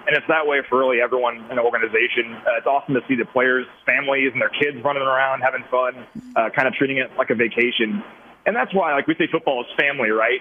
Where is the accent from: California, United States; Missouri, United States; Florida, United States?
Missouri, United States; Kansas City; I grew up in Kansas City